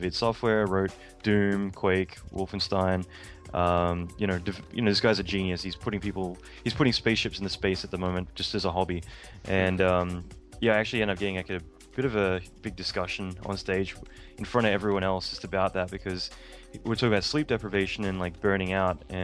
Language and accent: English; Australia; moved away as an adult; now in United States; being Australian